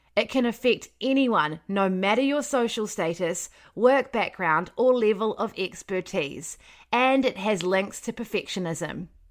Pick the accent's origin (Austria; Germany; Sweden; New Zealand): New Zealand; Wellington; moved away as an adult; also born or lived in Palmerston North; I'm from Wellington, so it was quite close to home